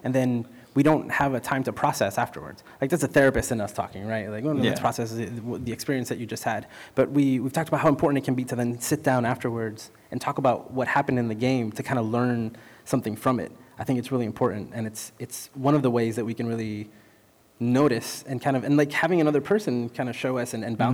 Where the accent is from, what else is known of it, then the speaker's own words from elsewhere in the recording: Puerto Rico; I was born in Puerto Rico